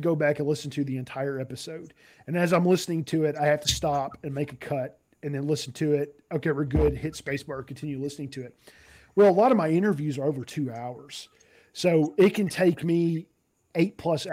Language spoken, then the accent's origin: English; Nashville, Tennessee, United States; moved away; I'm originally from Nashville